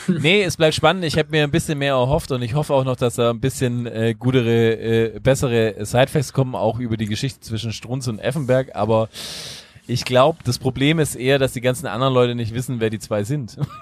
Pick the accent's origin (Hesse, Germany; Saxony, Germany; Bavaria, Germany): Bavaria, Germany; Illertissen; moved away; aus der schönen Heimatstadt Illertissen